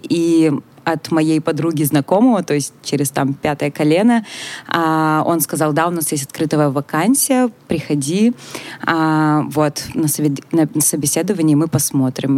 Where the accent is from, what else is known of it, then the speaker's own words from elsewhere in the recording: Russia; moved away as an adult; когда я жила в России